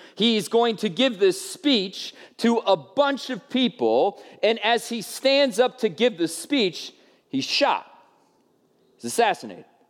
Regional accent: United States; as American people

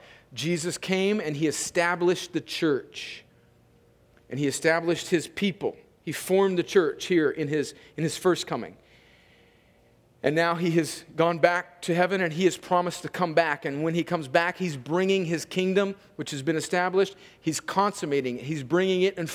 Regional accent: California, United States; moved away; I am an American because I was born in California

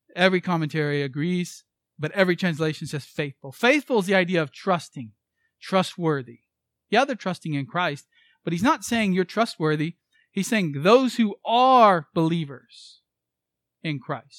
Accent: United States

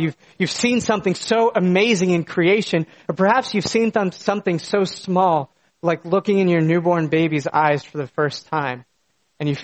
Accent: United States; moved away; The small town that I grew up in was an absolute spectacle of creation. In my backyard was a small mountain that lit up with the colors of fall, and the beautiful Susquehanna River was just down the road

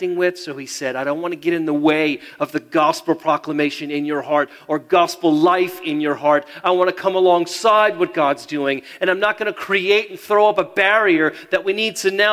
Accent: United States; I'm American

